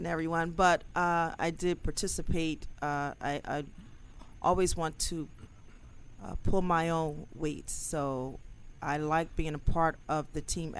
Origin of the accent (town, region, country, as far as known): Philadelphia, Pennsylvania, United States